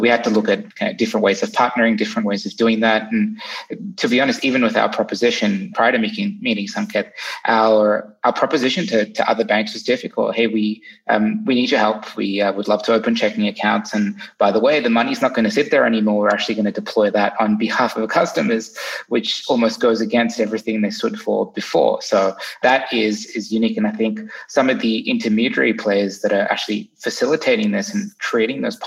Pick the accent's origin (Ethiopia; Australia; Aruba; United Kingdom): Australia; now in United States; I'm originally from Australia.